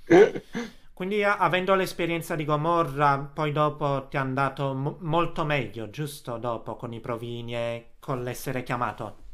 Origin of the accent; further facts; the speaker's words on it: Naples, Campania, Italy; moved away; sono napoletano